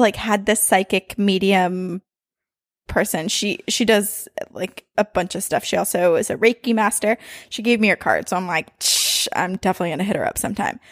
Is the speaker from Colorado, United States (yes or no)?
no; Burlington, Vermont, United States; born or raised there; moved away